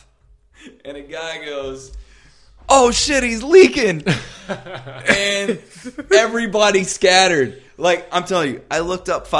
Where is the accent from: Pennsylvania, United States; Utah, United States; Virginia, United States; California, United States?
Virginia, United States; Dale City; I grew up in Dale City